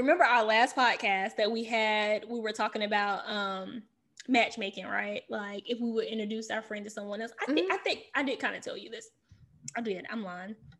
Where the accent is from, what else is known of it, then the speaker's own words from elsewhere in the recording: the South, United States; now in Washington, D.C., United States; I'm from the South